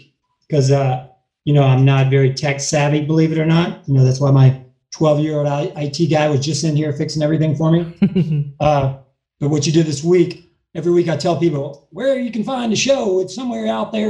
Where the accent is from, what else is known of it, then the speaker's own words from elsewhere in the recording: Kentucky, United States; now in Hollywood, United States; I'm from Kentucky